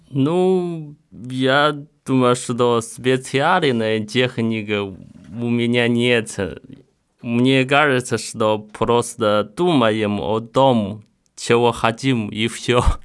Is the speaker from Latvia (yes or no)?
no; northern China, China; Мой родной город находится на севере